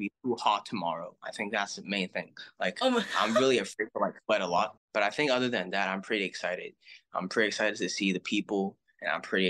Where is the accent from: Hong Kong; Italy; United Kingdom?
Hong Kong; I'm from Hong Kong